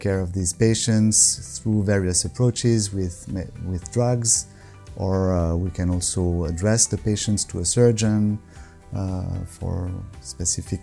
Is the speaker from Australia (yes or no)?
no; Morges, Vaud, Switzerland; also born or lived in Lausanne; I'm from Switzerland. I was born around here in Lausanne, actually. And I grew up in Morges, the city of Morges, which is between Lausanne and Geneva.